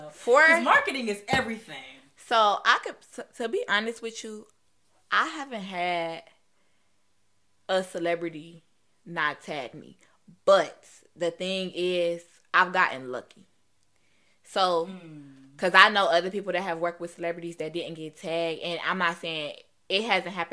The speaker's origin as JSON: {"language": "English", "town": "Cleveland", "region": "Ohio", "country": "United States", "said": "I'm from Cleveland."}